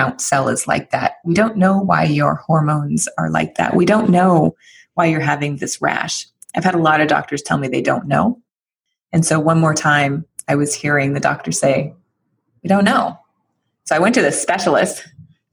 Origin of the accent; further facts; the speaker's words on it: San Francisco, California, United States; I live here in San Francisco